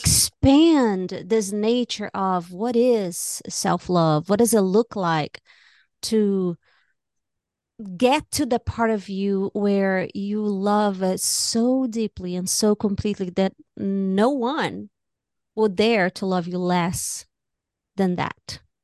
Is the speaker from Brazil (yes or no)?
yes; Brazil; moved away as an adult; now in United States; I was born and raised in Brazil. I came to America when I was twenty-two